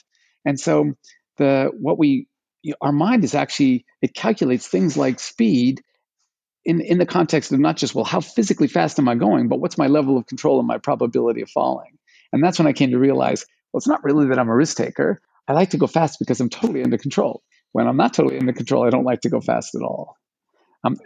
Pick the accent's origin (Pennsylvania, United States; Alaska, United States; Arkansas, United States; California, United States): Alaska, United States; I grew up in Alaska, started skiing when I was 4 years old